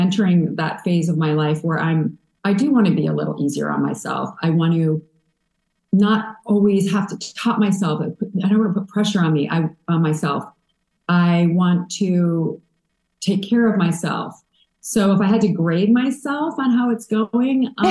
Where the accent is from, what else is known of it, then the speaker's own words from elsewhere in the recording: a small town in Illinois, United States; moved away; also born or lived in New York; moving from a small town in Illinois where I had tons of cousins and aunts and uncles and grandmas and grandpas to New York